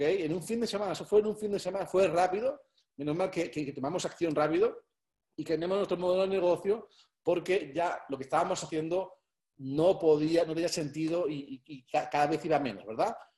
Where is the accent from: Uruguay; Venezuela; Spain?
Spain; soy español